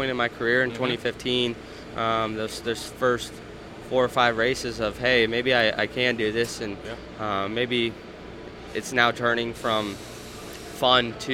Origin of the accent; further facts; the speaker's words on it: Las Vegas, Nevada, United States; moved away; it's great to be back in my hometown of Las Vegas, and got a lot of friends and family coming out to the racetrack this weekend